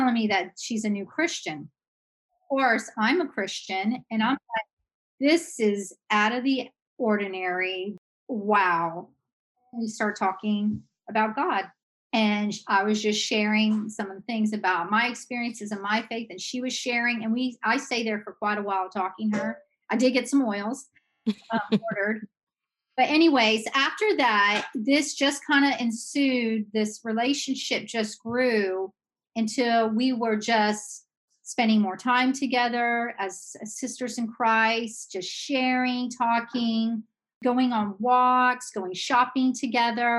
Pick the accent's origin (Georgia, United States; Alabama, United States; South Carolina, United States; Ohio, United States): Georgia, United States; moved away as an adult; also born or lived in Idaho; now in Pennsylvania, United States; I'm from Georgia, and I'm a Southern girl